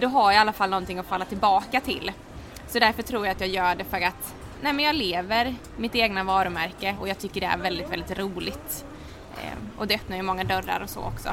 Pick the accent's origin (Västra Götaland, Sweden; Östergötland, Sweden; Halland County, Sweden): Halland County, Sweden; Halmstad; moved away as an adult; also born or lived in Oslo, Norway; now in Stockholm, Sweden; är född och uppvuxen i Halmstad